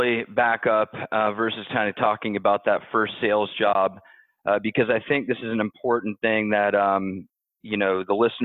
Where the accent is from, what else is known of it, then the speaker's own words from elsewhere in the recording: Ohio, United States; also born or lived in Louisville, Kentucky; I was born in Louisville, Kentucky, but grew up mostly in Ohio.